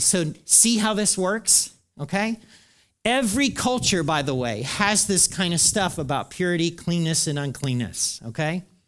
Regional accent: the South, United States; as we would say in the South

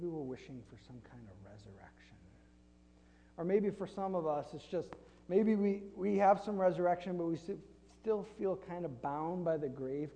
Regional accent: Flint, Michigan, United States; I grew up in Flint, Michigan, and Flint is a factory town

